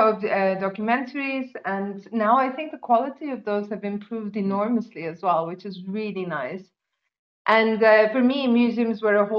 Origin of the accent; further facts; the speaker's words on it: near Ankara, Turkey; moved away; I grew up in Turkey, actually, close to Ankara, the capital.